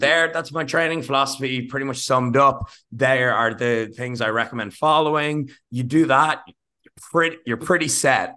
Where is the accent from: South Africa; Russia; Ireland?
Ireland; being Irish